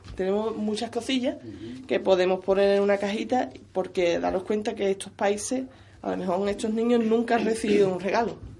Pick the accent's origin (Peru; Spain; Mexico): Spain; San Fernando, Andalusia; soy de San Fernando